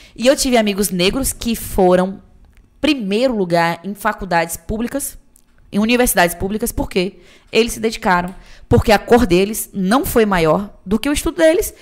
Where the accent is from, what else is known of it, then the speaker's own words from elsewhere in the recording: Itabuna, Bahia, Brazil; moved away as an adult; also born or lived in Feira de Santana; eu sou cria do Santo Antônio, vista do Novo Horizonte com o pau caído. Qualquer um de Tabuna que pesquisa sabe